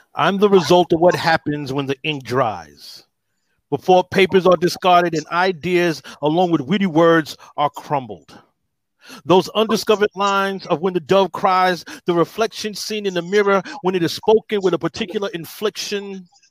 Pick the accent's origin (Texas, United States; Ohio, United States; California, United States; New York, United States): New York, United States; New York City; I'm from the Bronx, New York